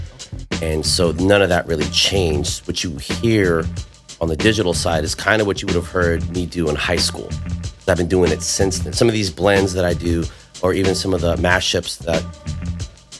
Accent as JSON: {"language": "English", "town": "Cerritos", "region": "California", "country": "United States", "said": "I'm from Cerritos"}